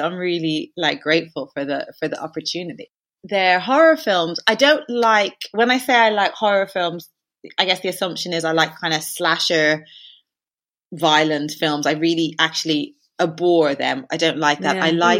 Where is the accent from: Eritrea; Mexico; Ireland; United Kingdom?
Ireland; Like, I do think it's partially through being Irish and there being like a folklore that is very like present.